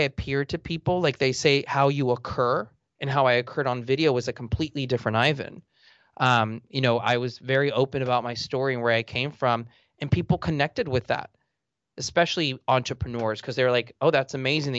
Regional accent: Los Angeles, California, United States; I grew up in Eagle Rock in the eastern part of Los Angeles. You know, my dad, a janitor, he's still a janitor, and my mom was a seamstress.

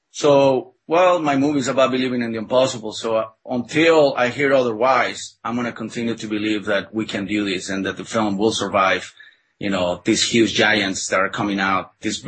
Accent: Mexico; English is a second language; you know, I was born and raised in Mexico, and I was not very familiar with the illustrations of Norman Rockwell.

